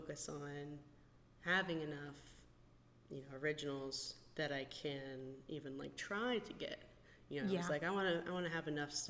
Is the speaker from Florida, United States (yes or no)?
yes; South Florida, United States; growing up in South Florida